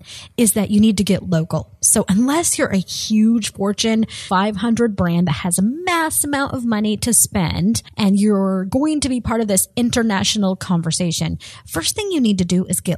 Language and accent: English; Colorado, United States; moved away as an adult; now in Florida, United States; I grew up in Colorado. I moved to Florida about 8 years ago